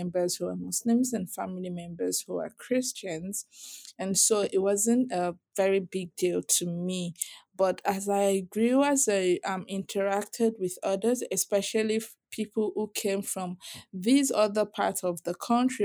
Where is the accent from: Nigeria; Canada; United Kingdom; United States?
Nigeria; Southwest Nigeria; I grew up in Nigeria. I was born and raised in Nigeria. And I was born in the South also. But the South is, especially the Southwest where I grew up